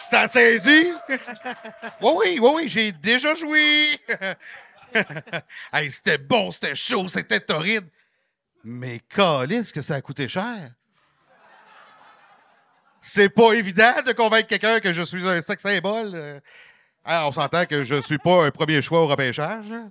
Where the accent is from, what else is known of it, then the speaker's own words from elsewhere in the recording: Quebec, Canada; non, non, mais c'est parce que je viens de la Beauce, là.